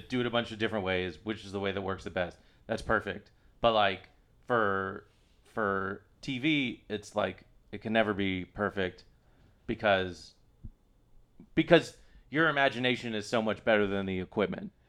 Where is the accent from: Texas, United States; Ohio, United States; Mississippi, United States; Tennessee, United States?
Texas, United States; Austin; I grew up in Texas